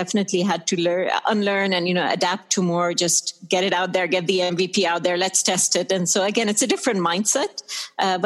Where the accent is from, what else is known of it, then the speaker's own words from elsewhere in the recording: Sharjah, United Arab Emirates; also born or lived in Dubai / United Kingdom / United States; I'm Emirati. I was born and brought up here in the UAE